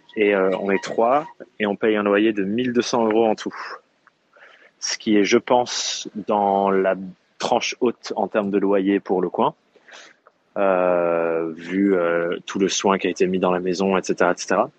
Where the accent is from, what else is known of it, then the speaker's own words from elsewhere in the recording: Dordogne, Nouvelle-Aquitaine, France; now in Corrèze, France; j'ai grandi en Dordogne, qui est juste à côté de la Corrèze